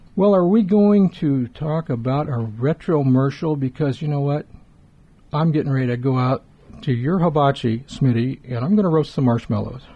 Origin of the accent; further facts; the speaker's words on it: Southern California, United States; also born or lived in Los Angeles / Poway; when you and I grew up in Southern California in the 50s and 60s